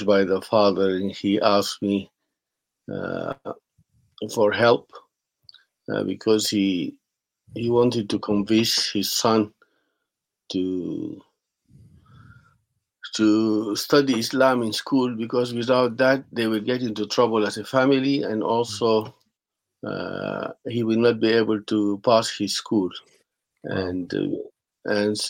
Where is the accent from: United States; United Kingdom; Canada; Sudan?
Sudan; I was born in Sudan, and then I have lived most of my life in Sudan